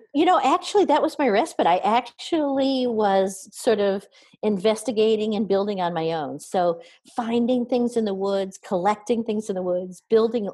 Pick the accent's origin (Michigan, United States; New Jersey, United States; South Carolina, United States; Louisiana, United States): Michigan, United States; near Kalamazoo; I grew up in um, Cal- near Kalamazoo, Michigan so southern Michigan, uh, about halfway between Detroit, uh, Detroit and Chicago